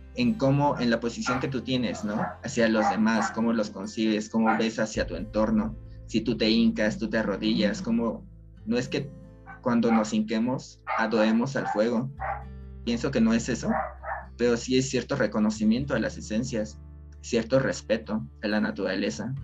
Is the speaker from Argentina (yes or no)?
no; Mexico; como sociedad mexicana